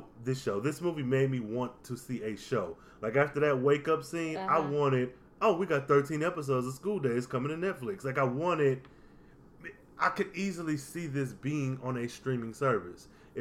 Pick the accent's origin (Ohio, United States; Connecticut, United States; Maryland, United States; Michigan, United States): Michigan, United States; Detroit; Now we have to be a battle of the wits because I'm from Detroit, Motown, like he said.